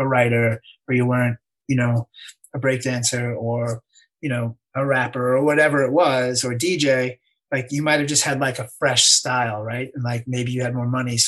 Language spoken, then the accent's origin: English; suburbs of New York, United States; I was from the suburbs of New York